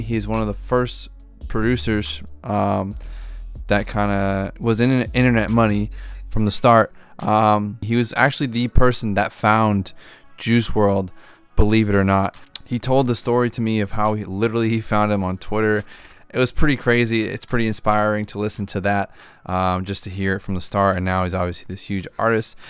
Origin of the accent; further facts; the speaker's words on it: outside of Boston, Massachusetts, United States; I'm from Bo, out Boston, outside of Boston